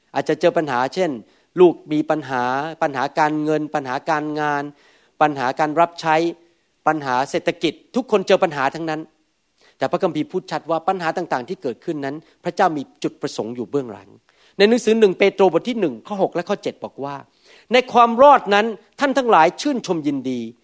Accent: Thailand; moved away as an adult; now in United States; พระเจ้าเป็นคนกำหนดว่าผมต้องเกิดเป็นคนไทย

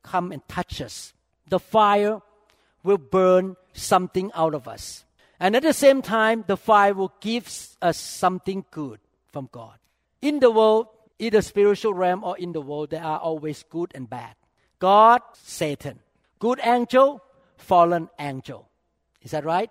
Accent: Thailand; moved away; I grew up in the Thai Chinese culture.

